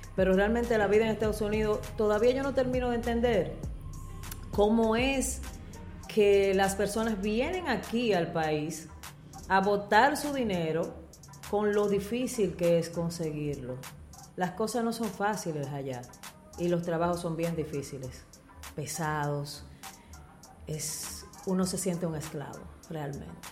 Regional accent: Dominican Republic; now in United States; venir a mi país

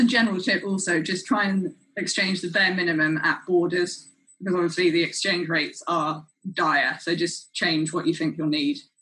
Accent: London, United Kingdom; I'm from London and I work as an emerging markets consultant

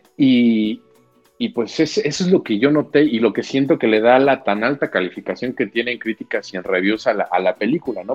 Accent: a town in Guanajuato, Mexico; mi pueblo guanajuatense, en el que crecí de setenta mil habitantes

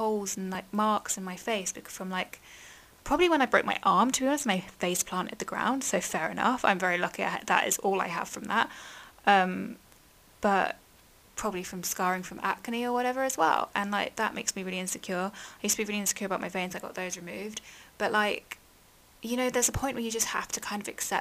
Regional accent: England, United Kingdom; I've grown up in England

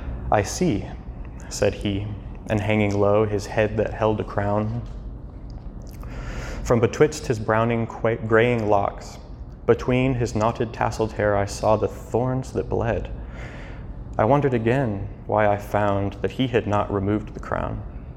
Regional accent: Cape Town, Western Cape, South Africa; also born or lived in St. Louis, United States; now in Kansas City, United States; I actually was born in St. Louis, but my family are missionaries in Cape Town, South Africa. So I grew up in Southern Africa, moving around a lot, and ended up coming back here to the US for college

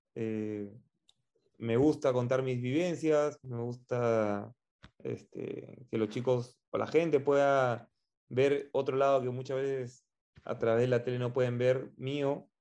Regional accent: Peru

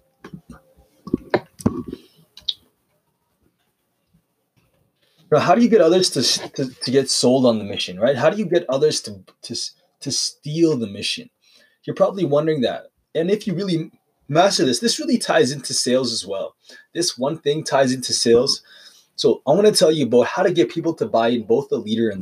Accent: Calgary, Alberta, Canada; I'm from Calgary

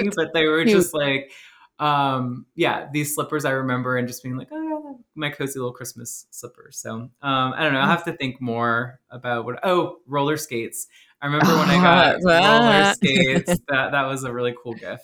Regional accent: Braithwaite, Louisiana, United States; growing up in Braithwaite, there were a lot of four wheelers and three wheelers and go karts

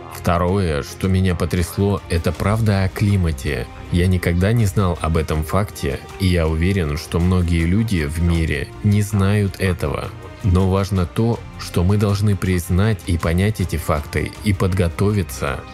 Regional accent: Bulgaria; Я из Болгарии, города Баллона.

